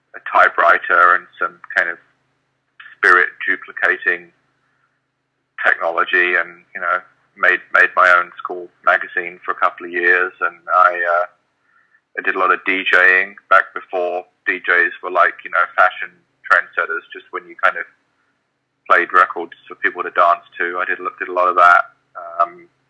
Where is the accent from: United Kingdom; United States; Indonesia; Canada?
United Kingdom; London; also born or lived in Birmingham; My family, though, is many generations of Londoner, and I spent most of my life in London